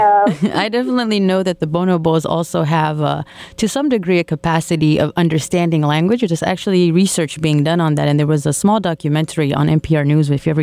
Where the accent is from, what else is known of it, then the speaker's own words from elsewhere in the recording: DR Congo; we're from the Congo, so we know about our culture. We know about what animals exist within our country and the environment.